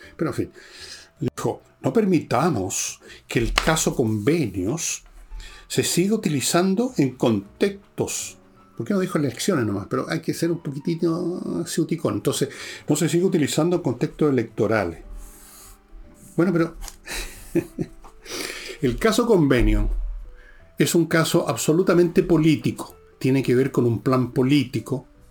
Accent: Chile

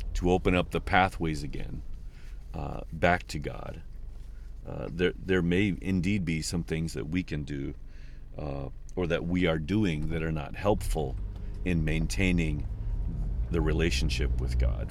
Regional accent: Midwest, United States; moved away; also born or lived in New Mexico / Oklahoma; I'm from the Midwest

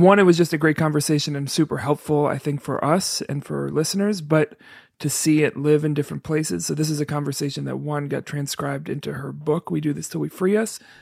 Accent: New York, United States; now in Chicago, United States; I'm not from Chicago, I'm from New York.

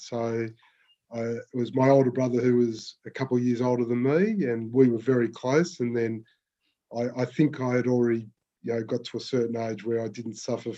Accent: Melbourne, Victoria, Australia; I grew up in Melbourne, in the southeastern suburbs

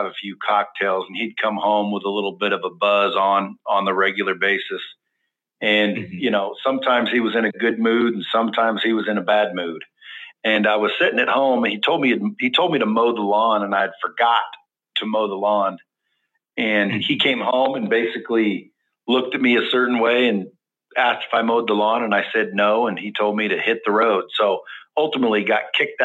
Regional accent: Cottage Grove, Oregon, United States; also born or lived in Eugene, Oregon; we grew up in a small town about 20 miles south called Cottage Grove.

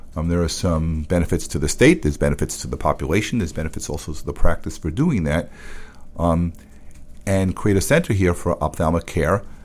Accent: New York City, New York, United States; I grew up in the Bronx

